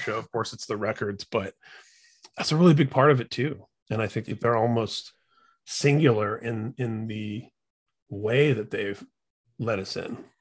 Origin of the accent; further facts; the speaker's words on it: Indiana, United States; I'm from Indiana